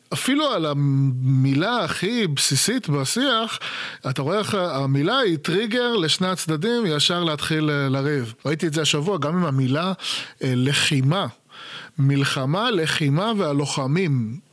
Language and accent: Hebrew; Israel; moved away; הייתי ישראלי, הייתי ישראלי לא בישראל